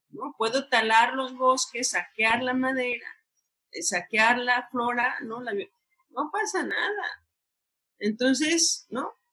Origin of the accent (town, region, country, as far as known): Mexico